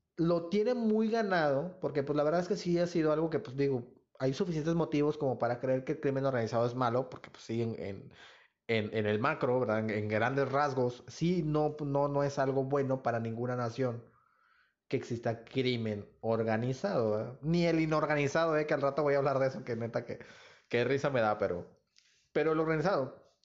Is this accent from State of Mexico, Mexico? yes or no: no; Nuevo Laredo, Tamaulipas, Mexico; moved away as an adult; yo no vivo en Nuevo Laredo, pero pues yo nunca pues como, bueno, nunca he negado mi, pues de, dónde vengo, ¿no? ¿Dónde nací?